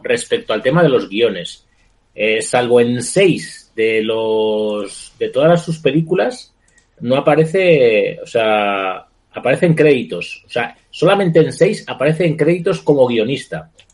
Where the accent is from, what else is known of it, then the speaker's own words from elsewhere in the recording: Madrid, Community of Madrid, Spain; los madrileños somos muy chulos